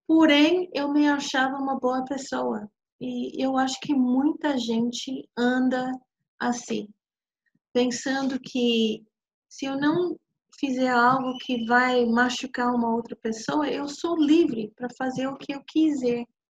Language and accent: Portuguese; New York, United States; eu nasci em Nova York de, de pais que realmente eu acredito que não tinha não tinha nada a ver um com o outro